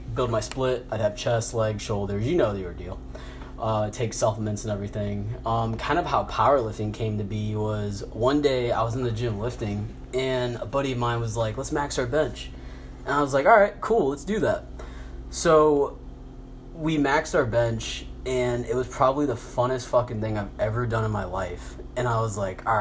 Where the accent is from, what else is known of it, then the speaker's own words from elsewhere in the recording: Garrett, Indiana, United States; also born or lived in Miami, Florida; I'm from Garrett, Indiana